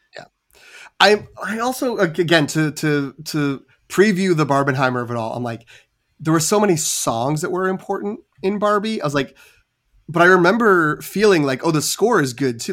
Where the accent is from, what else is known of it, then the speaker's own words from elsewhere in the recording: New England, United States; I am from New England